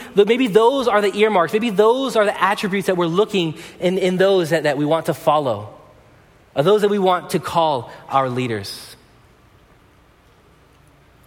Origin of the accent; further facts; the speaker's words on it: Pomona, California, United States; when I was growing up in Pomona